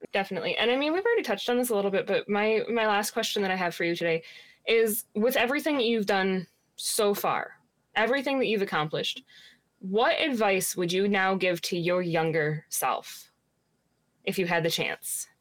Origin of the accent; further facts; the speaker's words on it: Hastings, Michigan, United States; a Mexican restaurant in my hometown that is the absolute best